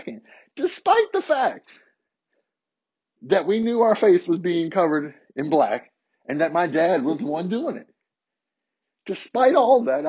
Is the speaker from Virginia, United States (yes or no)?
yes; Harrisonburg, Virginia, United States; where I grew up in Harrisonburg